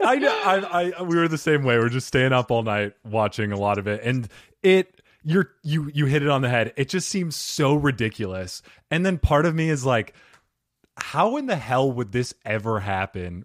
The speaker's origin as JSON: {"language": "English", "region": "Arizona", "country": "United States", "tie": "born or raised there", "said": "When I grew up here in Arizona"}